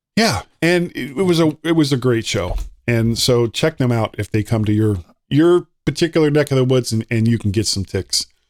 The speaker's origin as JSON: {"language": "English", "country": "United States", "said": "I'm an American"}